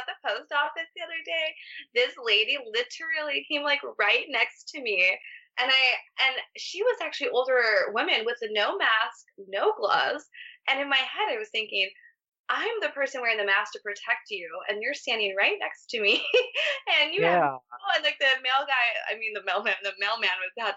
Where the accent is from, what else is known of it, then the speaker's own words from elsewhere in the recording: Barstow, California, United States; moved away as an adult; now in Los Angeles, United States; I'm from Barstow, California